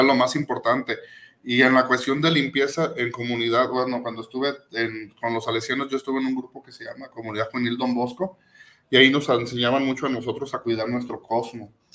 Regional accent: Tlaquepaque, Jalisco, Mexico; Yo me acuerdo cuando yo era niño, de ahí del barrio de San Pedro, yo soy de San Pedro Tlaquepaque

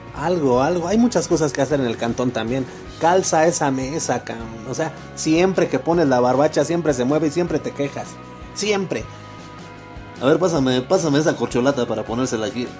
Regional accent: Mexico; como mexicano que soy, con, con a mucho orgullo

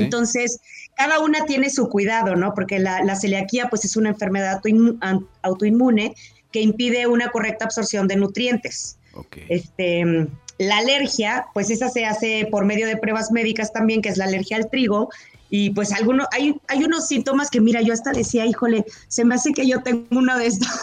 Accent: Mexico; como mexicanos

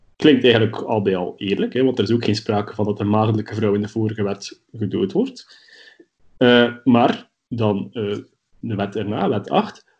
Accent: Belgium; bij ons in Brussel

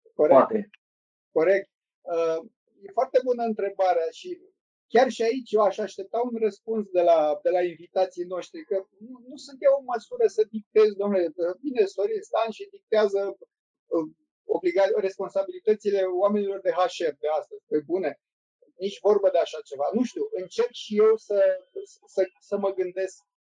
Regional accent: Romania; suntem români și cam știm cum funcționăm

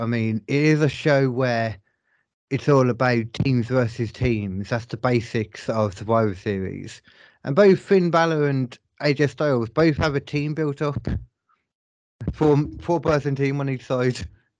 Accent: United Kingdom; I'm the British one here, boys.

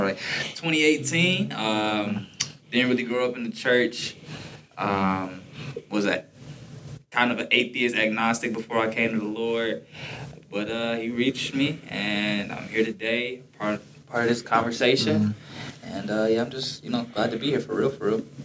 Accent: Detroit, Michigan, United States; now in Columbus, United States; I'm from Detroit, Michigan.

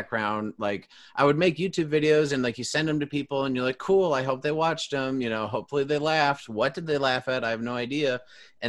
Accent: Illinois, United States; I was born an hour from Chicago and I've only ever lived in Illinois.

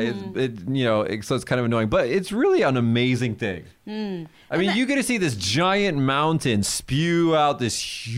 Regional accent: Las Vegas, Nevada, United States; moved away as an adult; now in Kagoshima, Japan; My hometown, Las Vegas

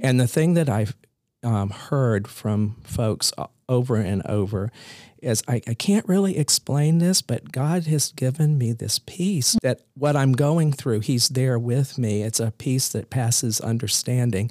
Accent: Columbia, South Carolina, United States; also born or lived in Maine; I was raised in Columbia, South Carolina, and went to high school there

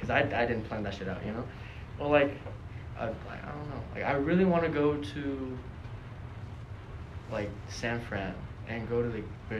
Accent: Vancouver, British Columbia, Canada; my hometown in Canada, Vancouver.

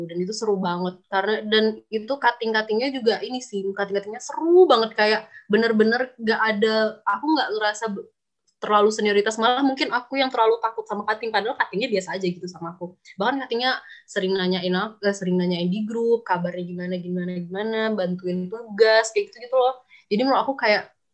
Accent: Sumatra, Indonesia; karena aku dari Sumatera ya mungkin orang teman-teman teman-teman aku yang Sumatera mungkin

